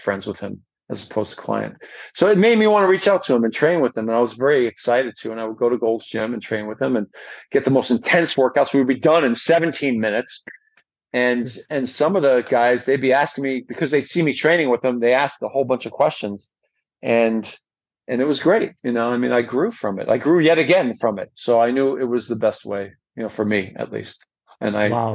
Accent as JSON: {"language": "English", "region": "New York", "country": "United States", "tie": "born or raised there", "also_born_or_lived": "Long Island / California", "moved": "as an adult", "said": "I moved from New York to California when I was about 21."}